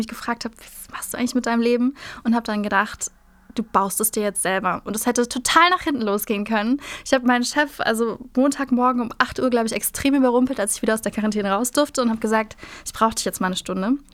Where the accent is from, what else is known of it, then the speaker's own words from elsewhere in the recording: Hamburg, Germany; Ich bin Hamburgerin.